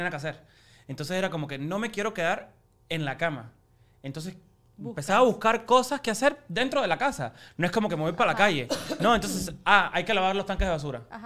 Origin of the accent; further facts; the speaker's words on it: Cuba; now in United States; nacimos en Cuba y tú yo nací en Cuba